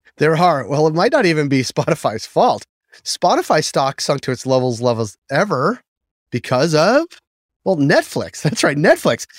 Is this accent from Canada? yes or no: no; Boston, Massachusetts, United States; Fidelity is based in my hometown of Boston